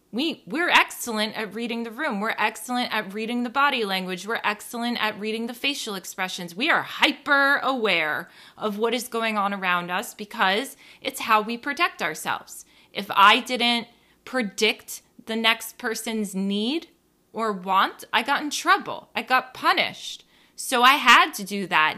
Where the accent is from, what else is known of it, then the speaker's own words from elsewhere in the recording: New Jersey, United States; growing up on the East Coast, growing up in New Jersey